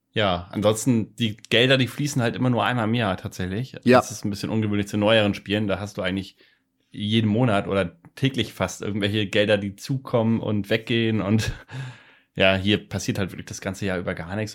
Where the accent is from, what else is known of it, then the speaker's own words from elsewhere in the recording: Lübeck, Schleswig-Holstein, Germany; Lübeck natürlich. Lübeck, okay. Schöne Stadt der Hanse an der Ostsee. Meine Heimat.